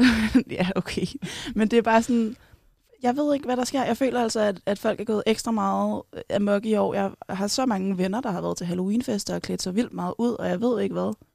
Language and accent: Danish; Kerteminde, Southern Denmark, Denmark; also born or lived in Copenhagen; now in Aarhus, Denmark; jeg er vokset op på, eller i Kærteminde på Fyn